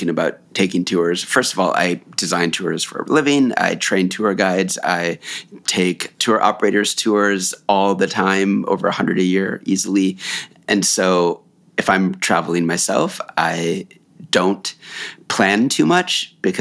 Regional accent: United States; I'm from the United States

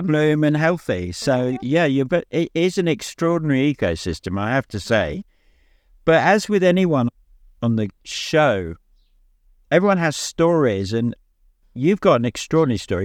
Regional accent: England, United Kingdom; also born or lived in Devon; I'm from England, so I live in England. I live in Devon.

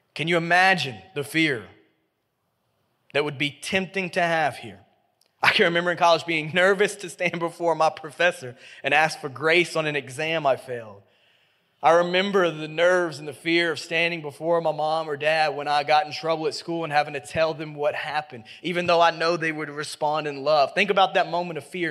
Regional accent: Memphis, Tennessee, United States; I grew up in Memphis, Tennessee. I've been here my whole life

